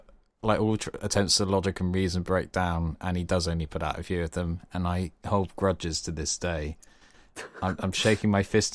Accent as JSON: {"language": "English", "region": "South West England", "country": "United Kingdom", "said": "We're both Cornish, so it's fine."}